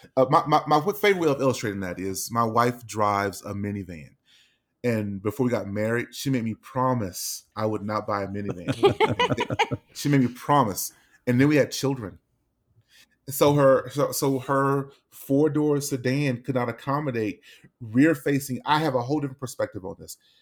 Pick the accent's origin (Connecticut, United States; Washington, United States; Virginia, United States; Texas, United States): Texas, United States; Dallas; now in Denver, United States; we're from Dallas